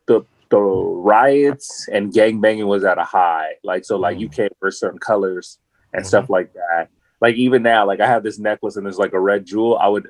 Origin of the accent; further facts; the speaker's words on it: Los Angeles, California, United States; My father's from a town called Kisangani. My mom's from Kinshasa. But I was born and raised in Los Angeles. Grew up in L.A.